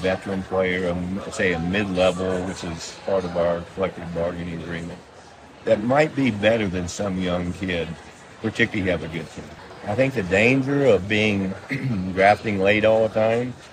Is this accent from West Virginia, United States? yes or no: yes; West Virginia, United States; moved away; I came from West Virginia